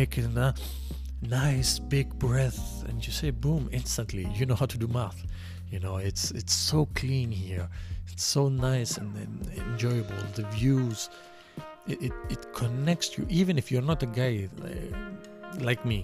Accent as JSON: {"language": "English", "country": "Greece", "second_language": "English", "moved": "yes", "lives_now": "Montreal, Canada", "said": "I'm from Greece."}